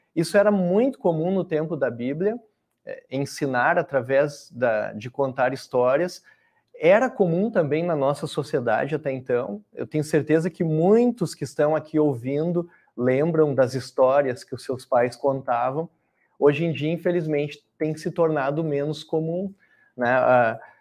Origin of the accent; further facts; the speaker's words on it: Cachoeira do Sul, Rio Grande do Sul, Brazil; also born or lived in Dom Pedrito / Canela / Novo Hamburgo; eu nasci em Dom Pedrito, no Rio Grande do Sul, mas a vida toda vivi em Cachoeira do Sul, pelo menos minha infância, adolescência